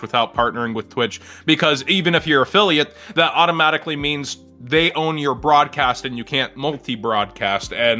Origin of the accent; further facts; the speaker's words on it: Texas, United States; I'm like Texan